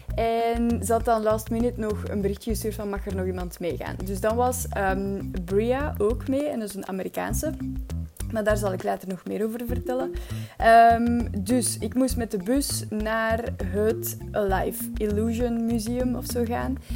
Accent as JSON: {"language": "Dutch", "country": "Belgium", "said": "als Belg"}